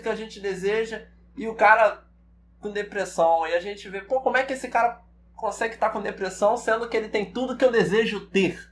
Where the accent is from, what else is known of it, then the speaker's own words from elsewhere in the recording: Baixada Fluminense, Rio, Rio de Janeiro, Brazil; sou do Rio, nasci e fui criado aqui no, no, na Baixada Fluminense